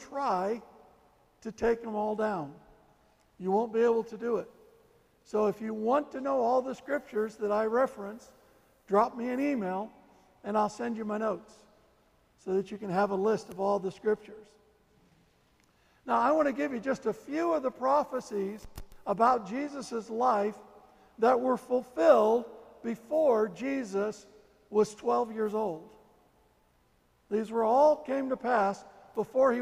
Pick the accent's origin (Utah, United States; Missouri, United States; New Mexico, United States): Missouri, United States; St. Louis; I was born in St. Louis